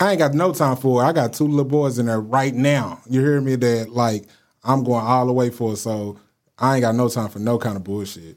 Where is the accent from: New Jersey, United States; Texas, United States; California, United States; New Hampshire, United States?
Texas, United States; Dallas; I'm from Dallas